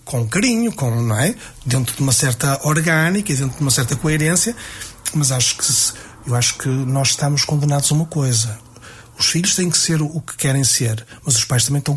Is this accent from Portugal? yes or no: yes; Vila Nova de Famalicão, Norte, Portugal; somos de Famalicão